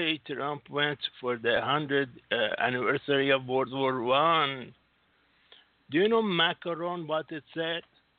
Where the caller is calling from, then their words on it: Singapore; … from Singapore.